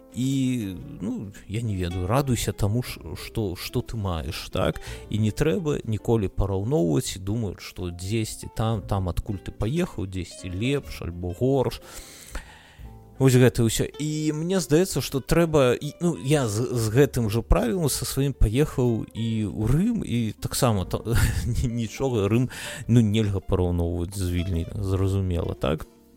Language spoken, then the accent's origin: Belarusian; Belarus; now in Lithuania; мы як беларусы